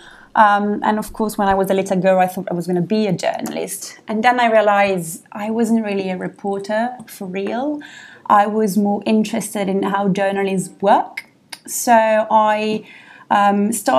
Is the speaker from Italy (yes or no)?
yes; Milan, Lombardy, Italy; moved away as an adult; also born or lived in Paris; now in London, United Kingdom; I studied and graduated in Milan, where I'm from, and then I moved to Paris.